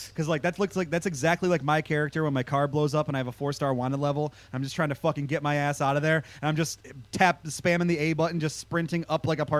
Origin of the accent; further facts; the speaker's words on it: Midwest, United States; I grew up in the Midwest in the early aughts.